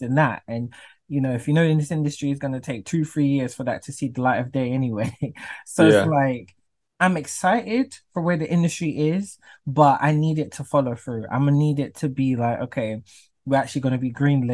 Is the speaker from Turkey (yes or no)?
no; London, United Kingdom; I'm from London